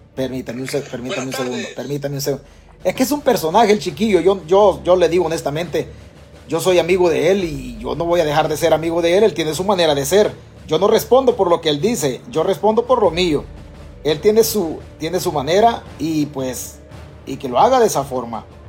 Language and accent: Spanish; Chalatenango, El Salvador; moved away; De nuestro pueblo, de nuestro pueblo en Chalatenango